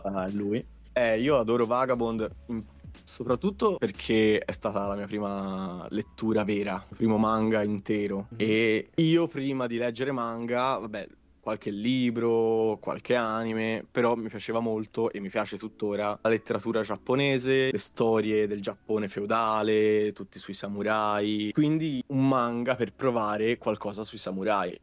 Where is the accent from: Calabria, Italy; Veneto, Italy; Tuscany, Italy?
Tuscany, Italy; Io poi sono toscano